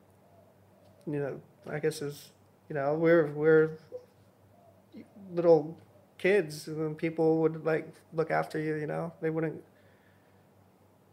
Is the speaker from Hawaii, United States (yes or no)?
yes; Hawaii, United States; I was born and raised in Hawaii.